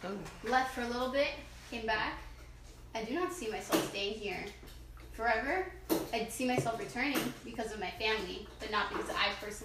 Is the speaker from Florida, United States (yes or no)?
yes; Miami, Florida, United States; Born and raised in Miami. Born in Mercy Hospital.